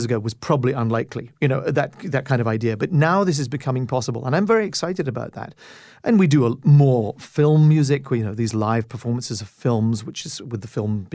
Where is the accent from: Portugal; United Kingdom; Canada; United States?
Canada; as a Canadian, and I'm the first Canadian music director since Macmillan